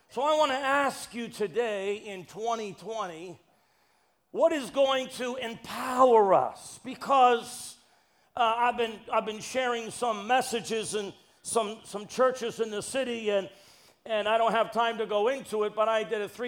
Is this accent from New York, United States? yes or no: yes; New York City, New York, United States; I'm from New York City. We make it real.